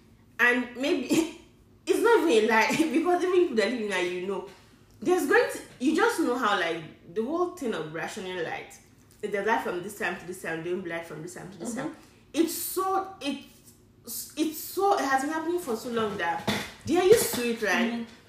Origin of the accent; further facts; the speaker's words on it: Niger State, Nigeria; also born or lived in Kaduna; I'm from Niger State